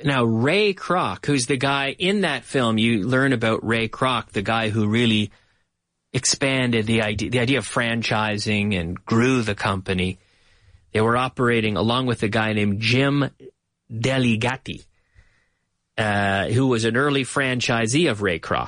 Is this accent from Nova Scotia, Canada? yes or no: yes; Nova Scotia, Canada; moved away as an adult; now in Madrid, Spain; My hometown in Nova Scotia